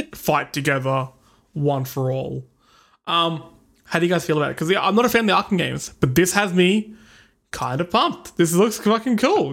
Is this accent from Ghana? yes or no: no; Australia; we are suppressing our accent so hard for you guys. 'Cause really, we speak like this, mate.